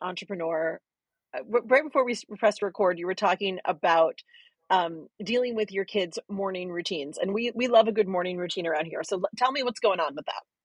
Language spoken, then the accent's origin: English; New York City, New York, United States; I'm from New York City